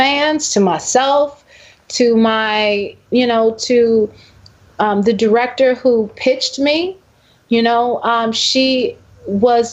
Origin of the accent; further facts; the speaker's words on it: Chicago, Illinois, United States; moved away; I'm from Chicago